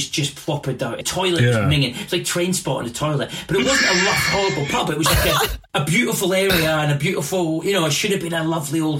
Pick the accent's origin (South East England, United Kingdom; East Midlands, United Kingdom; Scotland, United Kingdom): Scotland, United Kingdom; moved away as an adult; also born or lived in London; I'm from Scotland, I am from Scotland, but I moved when I was 18 to London